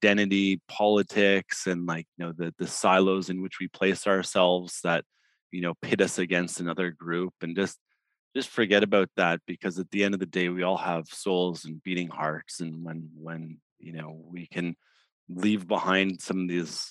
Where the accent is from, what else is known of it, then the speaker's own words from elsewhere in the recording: Ottawa, Ontario, Canada; growing up in Ottawa